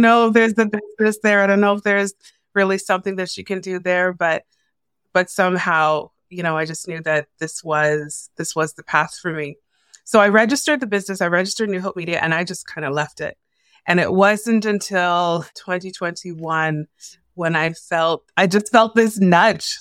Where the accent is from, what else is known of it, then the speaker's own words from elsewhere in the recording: Toronto, Ontario, Canada; moved away as an adult; also born or lived in Newfoundland / Edmonton / Calgary / Kitchener; now in Vancouver, Canada; I was born and raised in Toronto